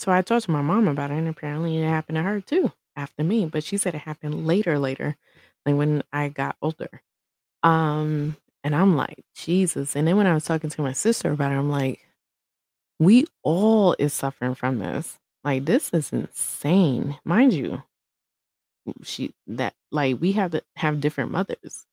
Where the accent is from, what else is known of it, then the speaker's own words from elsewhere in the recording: Brooklyn, New York, United States; now in Colorado, United States; When I was growing up in Brooklyn